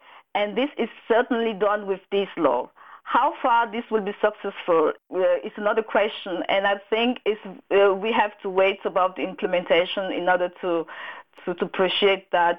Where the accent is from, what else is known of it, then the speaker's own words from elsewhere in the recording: Cameroon; English is a second language; moved away as an adult; now in Germany; I personally, I come from Cameroon. I come from Germany 2002 for studies reason, and after my study here, I stay here and get a job and get a family.